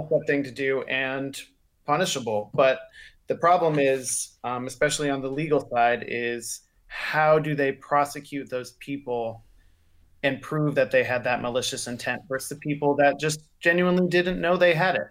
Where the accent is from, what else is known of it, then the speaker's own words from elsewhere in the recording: the South, United States; I'm from the South